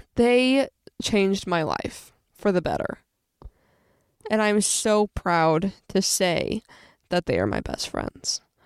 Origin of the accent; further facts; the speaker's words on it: Springfield, Illinois, United States; I was born and raised in Springfield, Illinois.